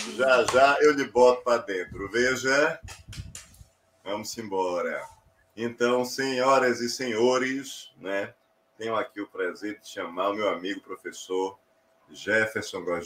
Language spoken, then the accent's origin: Portuguese; Olinda, Pernambuco, Brazil; Eu nasci no sábado de carnaval, no Tricentenário, que é um hospital que tem em Olinda